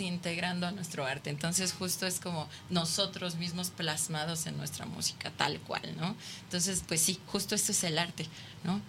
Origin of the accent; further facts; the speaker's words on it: Mexico; somos mexicanos